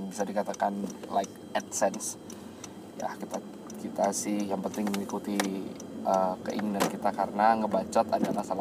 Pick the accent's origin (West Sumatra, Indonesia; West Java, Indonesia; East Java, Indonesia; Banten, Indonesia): West Sumatra, Indonesia; Padang; nanti menggunakan bahasa Minang karena kita asli dari Padang